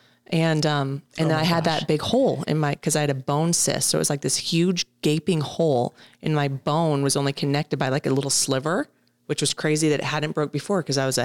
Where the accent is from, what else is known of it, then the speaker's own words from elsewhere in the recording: Texas, United States; But again, I came from Texas where our tournaments were huge.